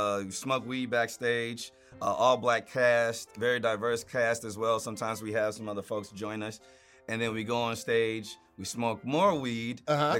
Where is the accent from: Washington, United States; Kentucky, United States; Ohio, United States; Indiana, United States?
Indiana, United States; South Bend; moved away; I'm from South Bend, Indiana.